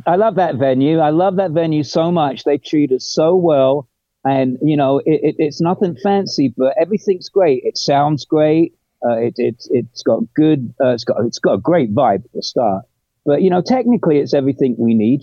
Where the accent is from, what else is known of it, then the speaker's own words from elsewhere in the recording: England, United Kingdom; moved away as an adult; also born or lived in London; I'm English